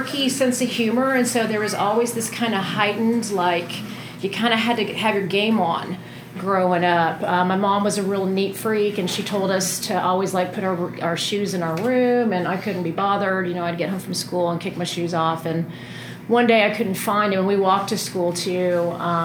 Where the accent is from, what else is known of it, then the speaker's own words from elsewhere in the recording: Denton, Texas, United States; I'm from Texas, and I grew up in a town called Denton in between Dallas and Fort Worth